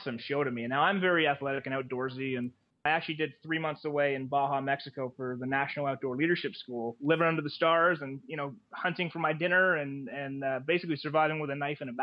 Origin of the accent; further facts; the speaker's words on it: Canada; Being Canadian